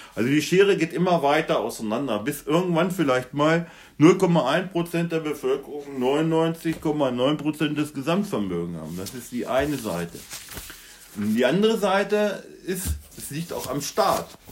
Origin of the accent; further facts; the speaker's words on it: Germany; bei uns in Deutschland